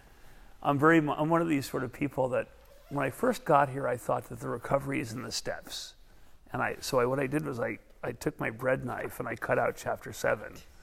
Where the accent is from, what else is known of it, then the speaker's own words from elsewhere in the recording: New York City, New York, United States; I was from Brooklyn